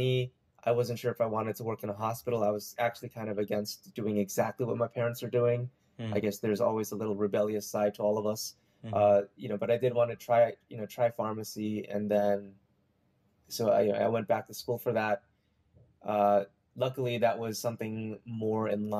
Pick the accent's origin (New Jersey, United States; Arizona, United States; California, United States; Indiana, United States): New Jersey, United States; also born or lived in New York City / Maryland; I was born in New York City, and I pretty much grew up in New Jersey for most of my life